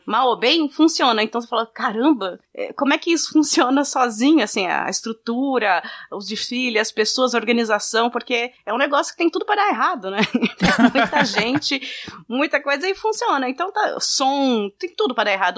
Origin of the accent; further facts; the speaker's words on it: interior of São Paulo, Brazil; aqui na cidade onde eu nasci, no interior, a gente tinha bailinho de clube